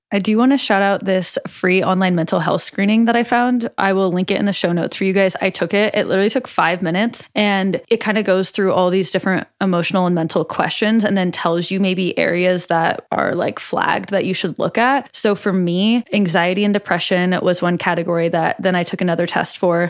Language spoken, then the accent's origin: English; Omaha, Nebraska, United States; in Omaha, in my hometown